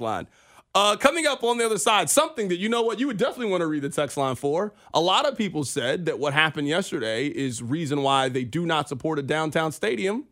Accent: Kansas City, United States; we are from Kansas City

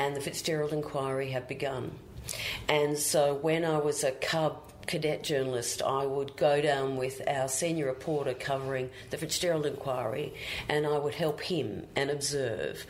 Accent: Brisbane, Queensland, Australia; moved away as an adult; also born or lived in Canberra; now in Sydney, Australia; my hometown

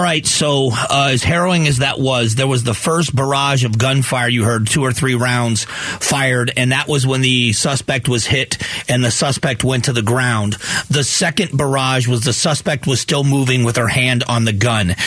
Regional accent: South Florida, United States; I grew up in South Florida

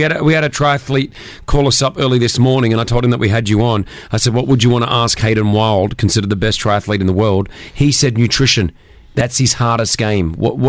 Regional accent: Australia; now in Dubai, United Arab Emirates; as an Australian

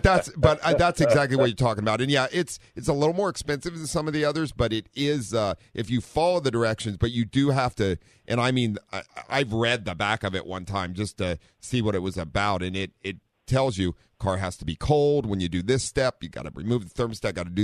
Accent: Ohio, United States; now in San Diego, United States; growing up in Ohio and four-wheeling

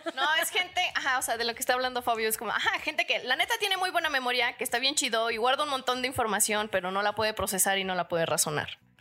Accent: Chilpancingo, Guerrero, Mexico; born or raised there; moved away

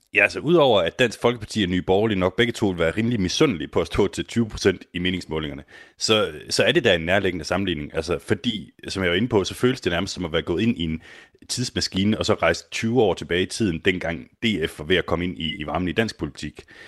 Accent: Denmark; jeg er fra Danmark

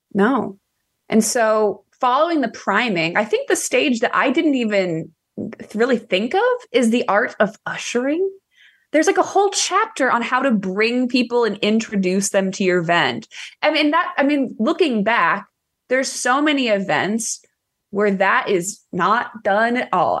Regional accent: Ohio, United States; born or raised there; now in Texas, United States

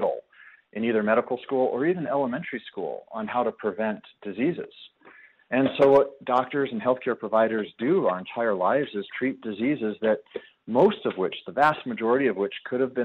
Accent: United States; also born or lived in Colorado Springs, Colorado; I'm an American

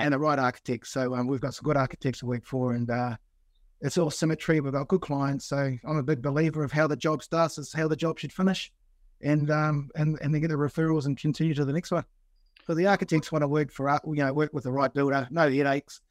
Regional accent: Blenheim, Marlborough, New Zealand; now in Sydney, Australia; I'm originally from New Zealand, did my time in Blenheim

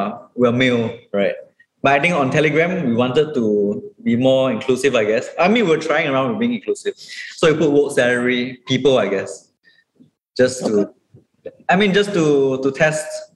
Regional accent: Singapore; as a Singaporean page and like a page that is in Asia

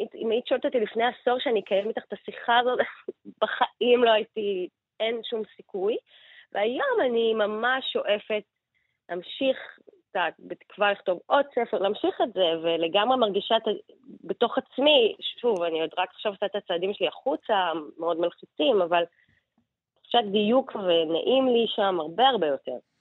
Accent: Israel; אנחנו כישראלים

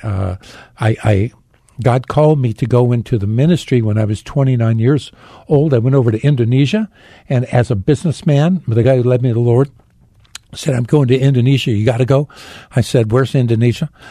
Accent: Phoenix, Arizona, United States; I was born in Phoenix

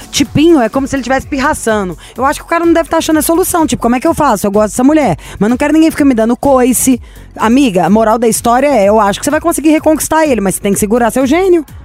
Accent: Belo Horizonte, Minas Gerais, Brazil; Sou de BH.

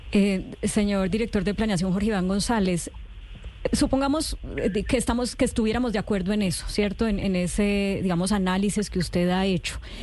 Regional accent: Colombia; Como colombiano

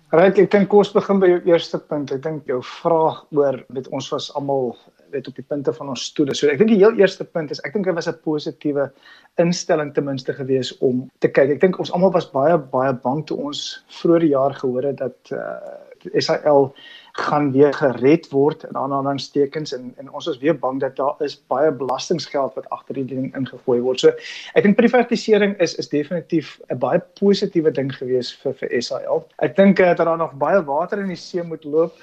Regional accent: South Africa

